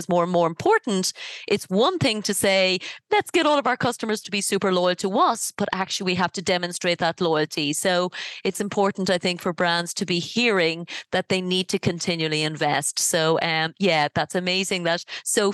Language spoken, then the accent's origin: English; Ireland; I'm from Ireland